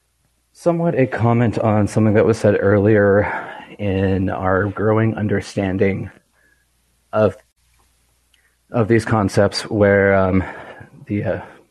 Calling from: Calgary, Alberta, Canada; I'm calling from Calgary, Alberta in Canada.

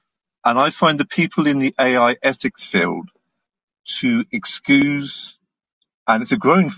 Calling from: Cornwall, South West England, United Kingdom; I'm calling you from Cornwall, UK.

